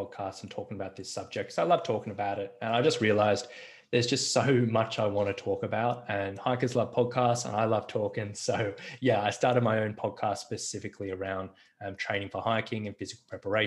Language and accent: English; Australia